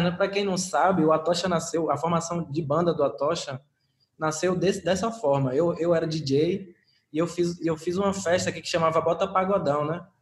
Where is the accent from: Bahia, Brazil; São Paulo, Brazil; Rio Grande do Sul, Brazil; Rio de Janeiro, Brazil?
Bahia, Brazil; Paulo Afonso; eu sou de Paulo Afonso, né? Do nortezão da, da Bahia. E lá é uma região indígena, né?